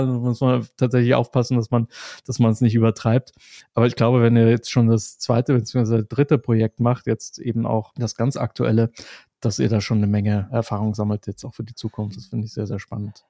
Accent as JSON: {"language": "German", "country": "Germany", "said": "ich komme aus Deutschland"}